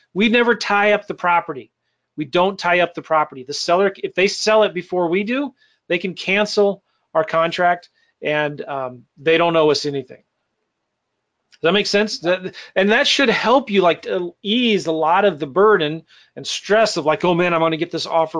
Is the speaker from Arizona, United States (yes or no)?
no; San Diego, California, United States; It's my hometown stomping grounds. I went to school in near El Cajon, Casa de Oro, right here. My mom lives in Jamul